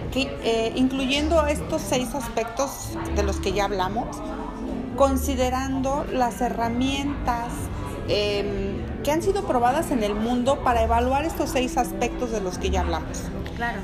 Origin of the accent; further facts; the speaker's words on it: Mexico; Porque somos mexicanos, porque somos latinos